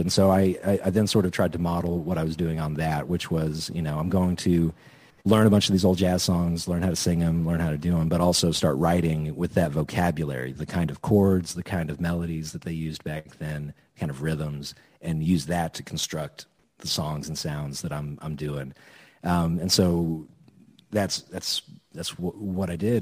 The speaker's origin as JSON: {"language": "English", "town": "Edmond", "region": "Oklahoma", "country": "United States", "tie": "born or raised there", "also_born_or_lived": "Norman, Oklahoma", "said": "I went to high school in Edmond"}